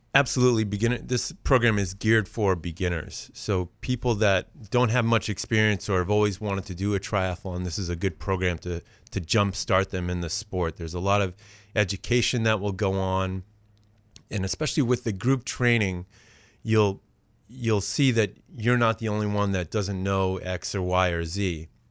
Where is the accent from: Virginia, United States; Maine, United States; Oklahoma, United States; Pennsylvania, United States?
Maine, United States; Auburn; also born or lived in Los Angeles; now in Cape Elizabeth, United States; I grew up here in Auburn, just a stone's throw away from where we're recording